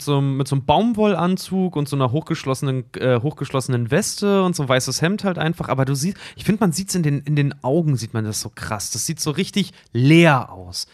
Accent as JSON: {"language": "German", "area": "the East", "region": "East Germany", "country": "Germany", "tie": "born or raised there", "said": "ich bin nun mal im Osten groß geworden"}